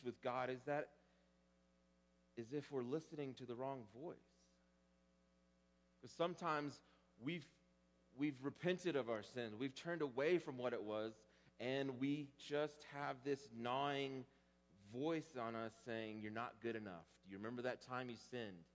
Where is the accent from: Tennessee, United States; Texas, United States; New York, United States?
Texas, United States; growing up in Texas and doing two-a-days in August